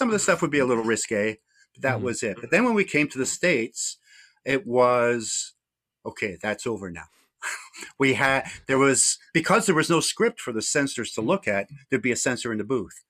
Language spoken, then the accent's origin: English; Scotland, United Kingdom; born there; I mean, I was fortunate in a way in that I was born in Scotland. So at home, I had a lot of British influences.